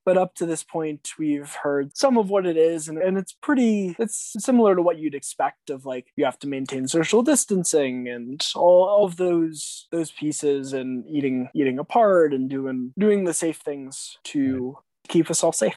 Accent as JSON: {"language": "English", "town": "Weston", "region": "Connecticut", "country": "United States", "tie": "born or raised there", "said": "I was pretty pretty lucky to grow up where I grew up in Weston, Connecticut"}